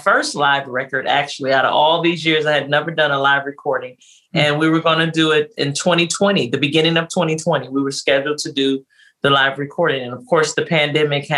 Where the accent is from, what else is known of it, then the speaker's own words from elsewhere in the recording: Detroit, Michigan, United States; I was born and raised in Detroit, Michigan.